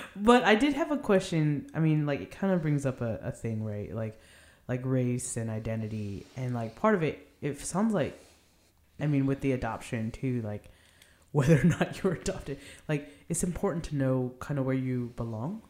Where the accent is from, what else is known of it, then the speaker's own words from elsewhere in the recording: Arcadia, California, United States; also born or lived in Philadelphia; I grew up in Arcadia. I was born in Philadelphia, though